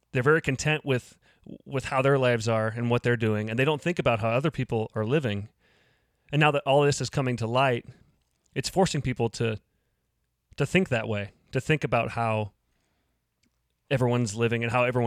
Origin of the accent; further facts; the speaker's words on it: Lincoln, Nebraska, United States; I grew up here in Lincoln